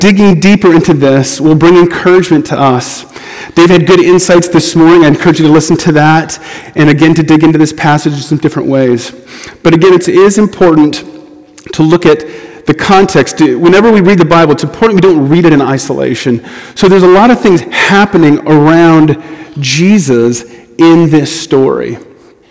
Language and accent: English; United States; as an American